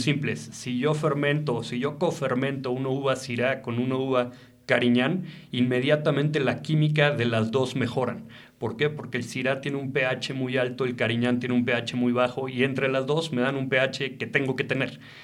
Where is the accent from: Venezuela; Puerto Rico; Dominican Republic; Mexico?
Mexico; Yo soy enólogo mexicano y me encanta trabajar en una bodega en México